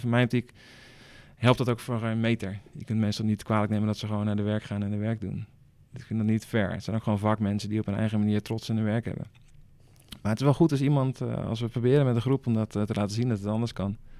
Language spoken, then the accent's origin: Dutch; Rotterdam, South Holland, Netherlands; ik kom uit Rotterdam